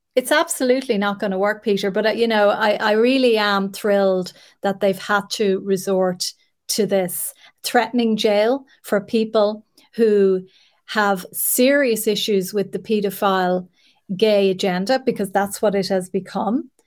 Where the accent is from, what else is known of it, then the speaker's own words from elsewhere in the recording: Ireland; an Irish woman